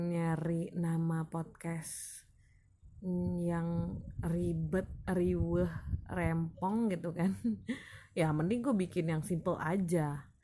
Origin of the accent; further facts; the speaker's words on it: Padang, West Sumatra, Indonesia; now in Tangerang, Indonesia; gue asli Minang daerah Minang asli Sumatera Barat dan tepatnya di kota Padang